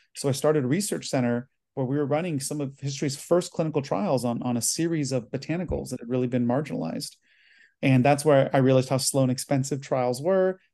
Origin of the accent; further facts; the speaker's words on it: United States; I'm Chinese American, first generation